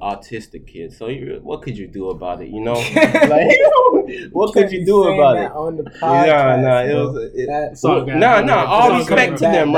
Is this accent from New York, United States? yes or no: no; Broward County, Florida, United States; first language Haitian Creole; English is a second language; also born or lived in Boston / Haiti / Palm Beach County; I grew up in Broward